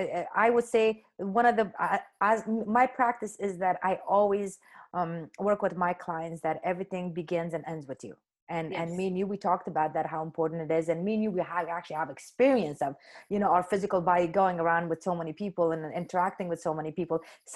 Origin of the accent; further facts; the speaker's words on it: Afghanistan; moved away as an adult; So when I came from Afghanistan to India, and I was in Bombay for about 3 months